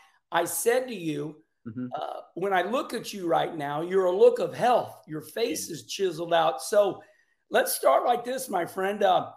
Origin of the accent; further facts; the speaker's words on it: Arnold, Missouri, United States; moved away as an adult; also born or lived in North Carolina; my hometown of Arnold, Missouri.